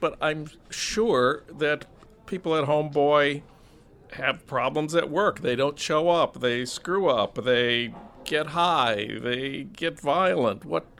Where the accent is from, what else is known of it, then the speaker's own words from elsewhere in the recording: St. Paul, Minnesota, United States; I'm from St. Paul, where a cop killed Philando Castile, wonderful young guy.